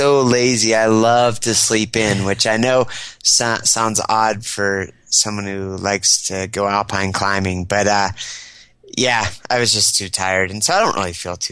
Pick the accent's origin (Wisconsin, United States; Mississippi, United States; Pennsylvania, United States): Pennsylvania, United States; State College; also born or lived in Washington State; my parents moved to Pennsylvania because my dad is a professor. He got a job at Penn State University in State College, Pennsylvania